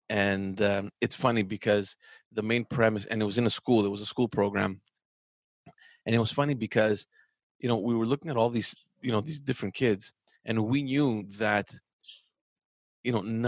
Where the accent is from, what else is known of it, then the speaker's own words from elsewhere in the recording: Montreal, Quebec, Canada; when we were growing up in Park X, right?